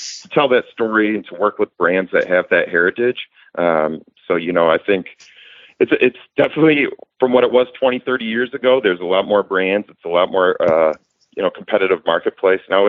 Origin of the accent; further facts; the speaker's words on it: Michigan, United States; moved away as an adult; now in Texas, United States; I'm from Michigan originally. I moved down to Texas 3 years ago